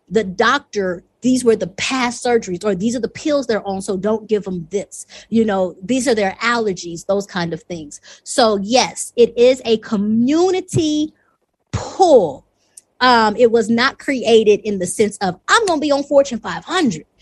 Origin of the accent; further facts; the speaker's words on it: the South, United States; moved away as an adult; also born or lived in California; now in Rwanda; I'm from the South